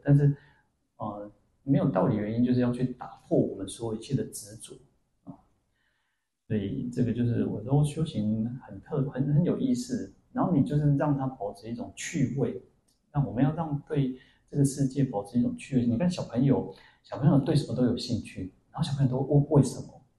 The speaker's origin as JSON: {"language": "Chinese", "region": "Changhua County", "country": "Taiwan", "tie": "born or raised there", "also_born_or_lived": "Kaohsiung", "moved": "yes", "said": "我以前当兵的时候，我在鹿港当兵，然后我那时候在高雄嘛吼，然后我的家乡又是在彰化"}